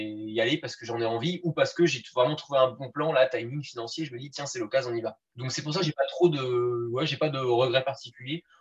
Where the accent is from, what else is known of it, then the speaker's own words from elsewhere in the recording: Brittany, France; Et sinon, je suis du Finistère, le plus beau département.